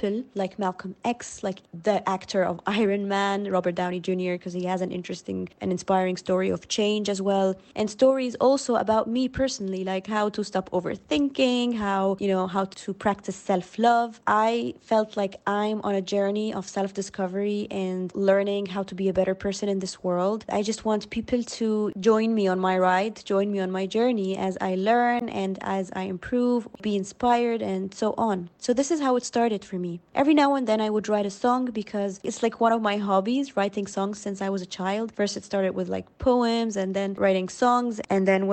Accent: Cairo, Cairo Governorate, Egypt; I'm from Cairo, Egypt

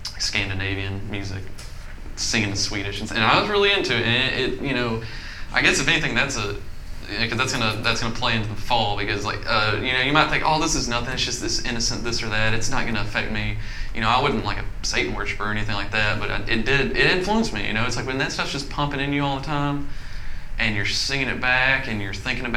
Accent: Little Rock, Arkansas, United States; I was born in Little Rock

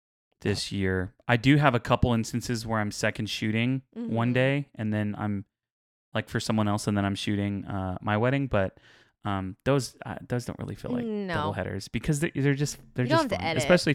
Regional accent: Houston, Texas, United States; But we're from Houston, so we kind of do.

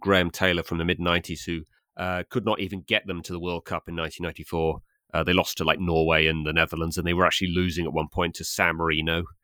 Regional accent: England, United Kingdom

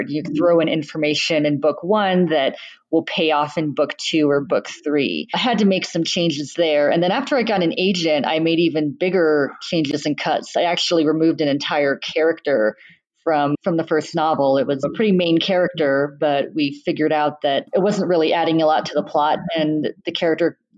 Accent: Saudi Arabia; also born or lived in Bahrain; I grew up in the Middle East, raised in Saudi Arabia and Bahrain

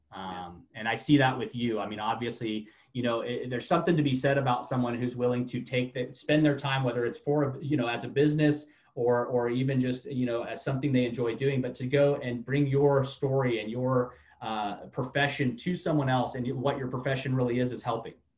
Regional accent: Florida, United States; moved away; I've been all over the United States, but I grew up mainly in Florida.

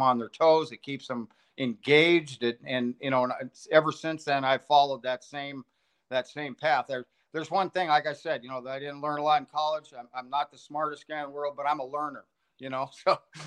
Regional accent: Los Angeles, California, United States; I grew up in California and Los Angeles area

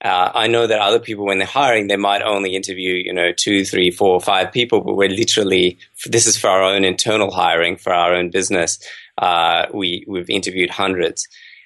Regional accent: Australia; So I've been growing up in Australia, and then I actually did my medical degree and I traveled the world quite a bit.

